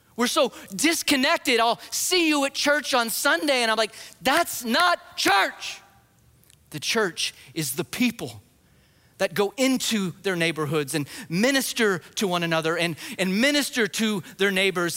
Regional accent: New Mexico, United States; moved away; I grew up in New Mexico, just the other side of the Texas border.

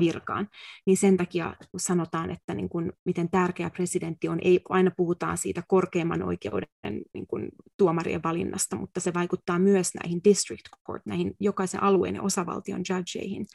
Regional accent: Finland; moved away as an adult; now in United States; sanoin, että from Finland

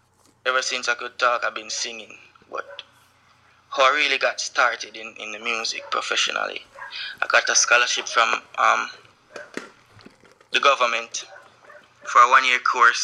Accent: Jamaica; born or raised there

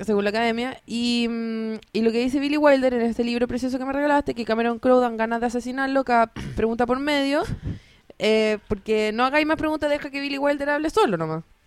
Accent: Chile

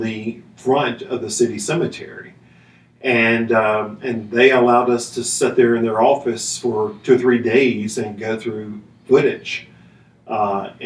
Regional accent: Columbia, Tennessee, United States; also born or lived in Nashville, Tennessee / Cocoa Beach, Florida / Melbourne, Florida; I grew up in Maury County in Columbia, moved to Nashville when I was a junior in high school

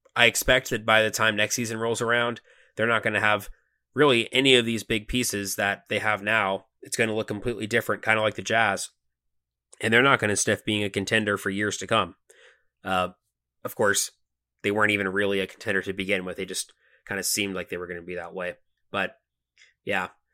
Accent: Atlanta, Georgia, United States; We're from Atlanta

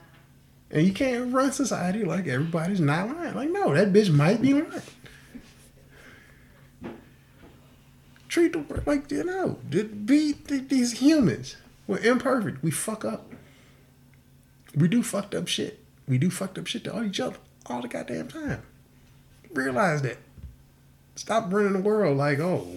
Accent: Houston, Texas, United States; I was raised in Houston.

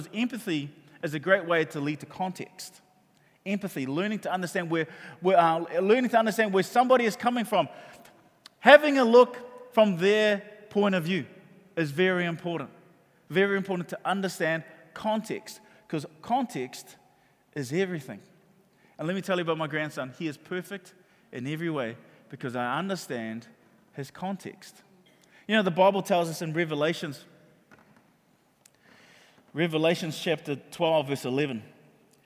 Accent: Auckland, New Zealand; We grew up in Mangere

